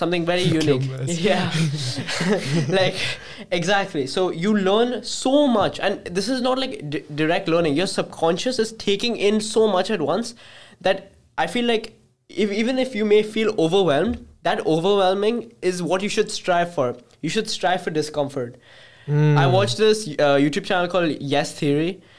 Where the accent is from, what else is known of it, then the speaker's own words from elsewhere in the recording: Uganda; born there; I was born in Uganda, Africa, and I lived there for quite some time.